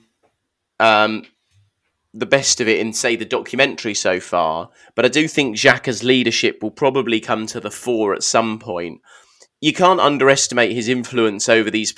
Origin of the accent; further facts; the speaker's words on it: United Kingdom; I am British